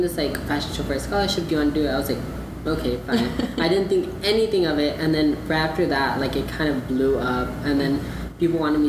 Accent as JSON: {"language": "English", "town": "Dallas", "region": "Texas", "country": "United States", "moved": "yes", "lives_now": "Rio Grande Valley, United States", "said": "I'm originally from Dallas."}